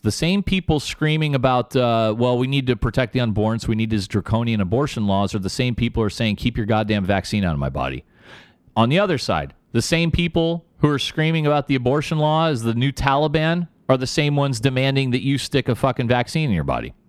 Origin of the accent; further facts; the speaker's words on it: United States; I'm American